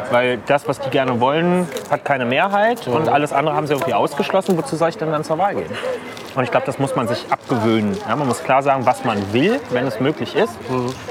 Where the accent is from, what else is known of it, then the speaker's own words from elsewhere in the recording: Berlin, Germany; bin ich Berliner und kann, ja